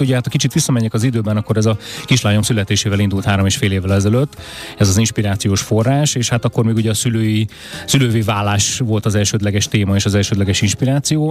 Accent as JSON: {"language": "Hungarian", "region": "Budapest", "country": "Hungary", "tie": "born or raised there", "said": "az én történetem is Budapesten kezdődik, hiszen itt születtem, itt nőttem föl, itt élek a, a mai napig"}